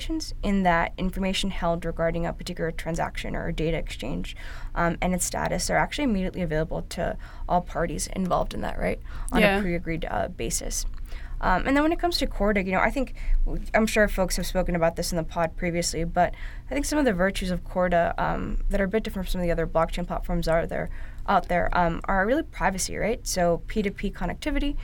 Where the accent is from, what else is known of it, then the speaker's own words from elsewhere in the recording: New York City, New York, United States; I'm actually a born and bred New Yorker.